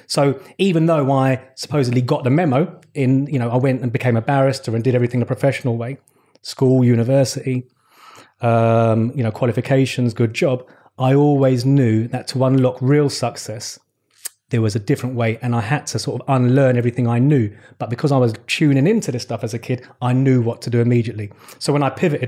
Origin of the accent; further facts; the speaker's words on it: London, United Kingdom; I was born in West London. I'm a Shepherd's Bush boy. Grew up in West London, raised by my mum.